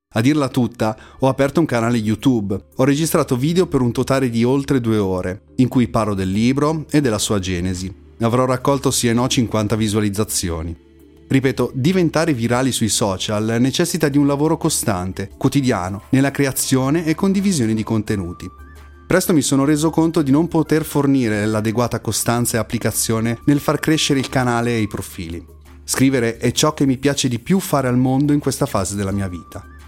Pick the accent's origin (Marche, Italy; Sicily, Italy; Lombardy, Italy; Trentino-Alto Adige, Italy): Lombardy, Italy; province of Milan; Sono nato e vivo in provincia di Milano